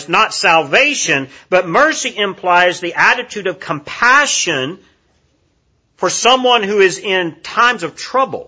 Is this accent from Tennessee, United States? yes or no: yes; Kingsport, Tennessee, United States; now in Cookeville, United States; Kingsport, Tennessee is my hometown where I grew up